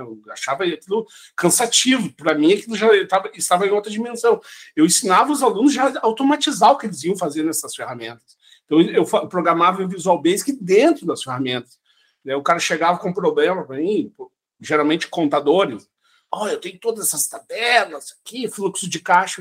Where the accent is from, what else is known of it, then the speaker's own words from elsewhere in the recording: Santa Cruz do Sul, Rio Grande do Sul, Brazil; moved away as an adult; also born or lived in São Luís Gonzaga, Brazil; now in Estonia; eu me criei em Santa Cruz do Sul